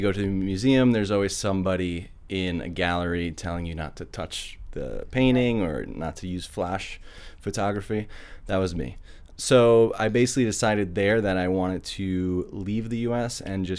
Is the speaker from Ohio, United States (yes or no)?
no; a little bit outside New York City, United States; moved away as an adult; now in Chile; Well, I'm from New York, a little bit outside New York City.